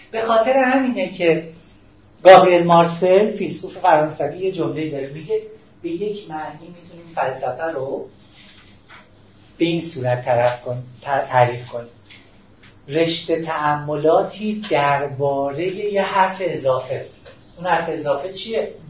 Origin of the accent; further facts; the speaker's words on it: Tehran, Tehran Province, Iran; در ایران به دنیا اومدم من شهروند اینجام من شهر مثلا اهل تهرانم